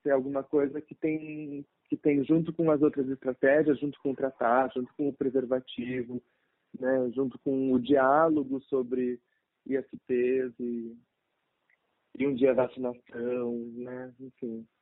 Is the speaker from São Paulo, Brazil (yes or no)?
yes; São Paulo, Brazil; moved away as an adult; now in Pelotas, Brazil; sou paulista, mas atualmente estudo medicina na faculdade na Universidade Federal de Pelotas